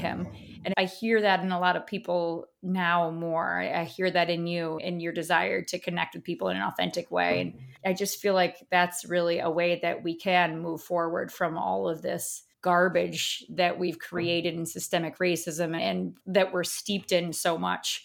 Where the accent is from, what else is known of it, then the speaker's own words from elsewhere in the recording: upstate New York, United States; I went upstate New York. I was born in the apple orchard up here